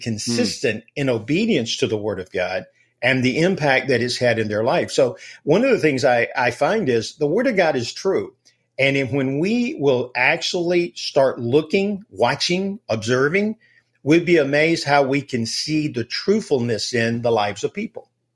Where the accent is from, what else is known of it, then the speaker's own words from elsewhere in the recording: Alabama, United States; I'm from Alabama, so we live and breathe football here